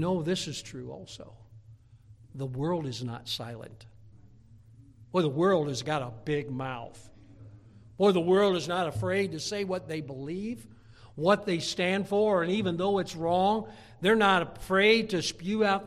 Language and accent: English; United States; I'm an American by birth